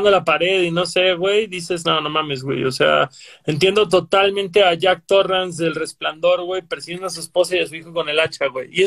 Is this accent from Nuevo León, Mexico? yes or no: no; Yucatán, Mexico; Bueno, pero nosotros somos del sur de Yucatán, güey. Del sur de México, somos de Yucatán, güey.